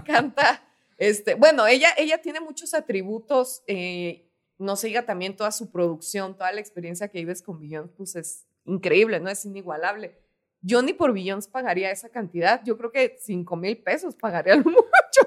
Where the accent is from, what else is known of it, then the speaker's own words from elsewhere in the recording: Parral, Chihuahua, Mexico; yo de donde soy, de Parral, Chihuahua